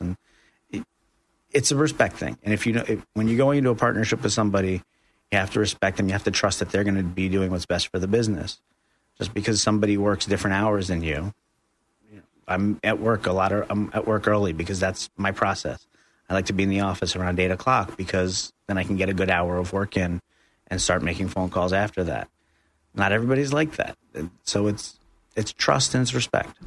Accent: New York, United States; moved away as an adult; now in Central Florida, United States; I'm from New York originally. Uh, moved down here about three years ago

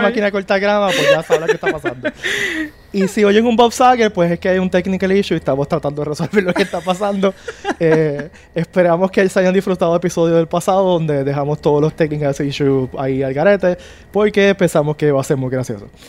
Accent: Puerto Rico; los puertorriqueños

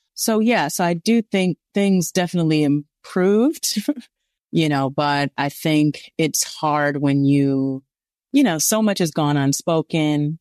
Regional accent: Los Angeles, California, United States; growing up in South Central Los Angeles

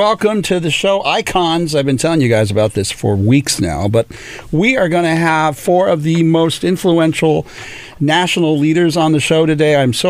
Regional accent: Orange County, California, United States; I'm from Orange County.

